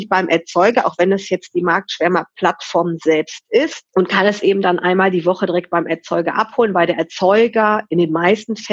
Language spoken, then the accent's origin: German; Cologne, North Rhine-Westphalia, Germany; Und dann bin ich halt nach Nippes gezogen zurückgezogen, muss man sagen. Also ich bin hier in Nippes groß geworden und habe halt das einfach vermisst